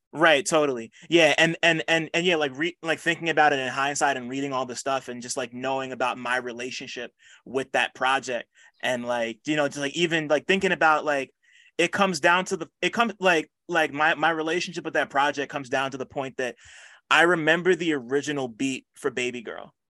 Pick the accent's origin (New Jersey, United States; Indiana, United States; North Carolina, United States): New Jersey, United States; I'm from Jersey